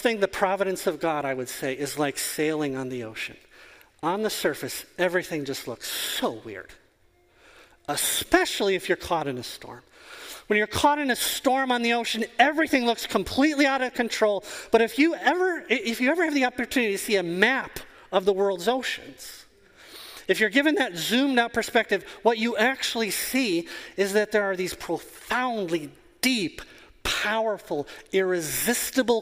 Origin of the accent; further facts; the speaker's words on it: Wisconsin, United States; I am from Wisconsin. It is 40 below here half of the year.